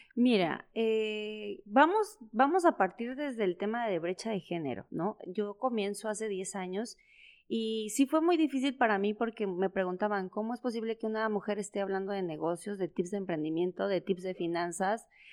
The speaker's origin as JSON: {"language": "Spanish", "town": "San Cristóbal de las Casas", "region": "Chiapas", "country": "Mexico", "tie": "born or raised there", "also_born_or_lived": "Puebla", "moved": "yes", "lives_now": "Comarca Lagunera, Mexico", "said": "toda mi niñez, adolescencia, fue en Chiapas, ¿no? Entonces, ¿en, qué ciudad vivía? En San Cristóbal de las Casas"}